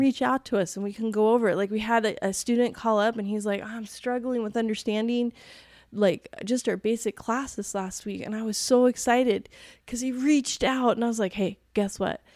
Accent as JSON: {"language": "English", "region": "East Coast", "country": "United States", "tie": "born or raised there", "moved": "yes", "said": "growing up on the East Coast"}